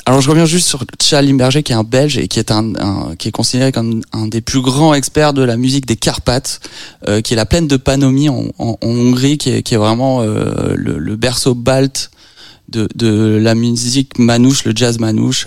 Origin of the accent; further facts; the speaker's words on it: Nogent-sur-Marne, Île-de-France, France; Moi, je suis originaire de Nogent-sur-Marne dans le 94